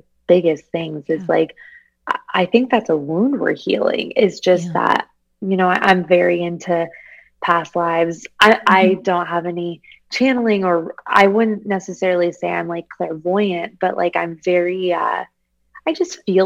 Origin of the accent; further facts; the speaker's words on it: Arizona, United States; I'm from Arizona